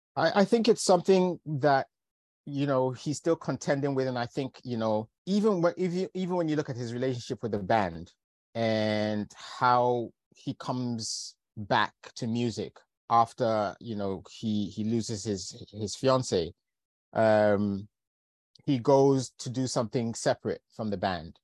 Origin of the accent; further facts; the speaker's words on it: London, United Kingdom; also born or lived in Lincolnshire / Manchester; I've grown up largely in London. I still feel very connected to the north of England. I was born in Lincolnshire, went to, went to university in Manchester.